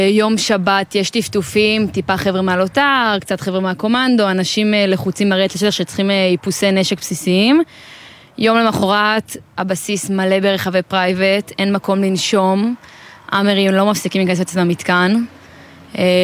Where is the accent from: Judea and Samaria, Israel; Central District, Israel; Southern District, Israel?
Judea and Samaria, Israel; Sha'arei Tikva; now in Pardes Hanna, Israel; אני מפרדס חנה, במקור משערי תקווה.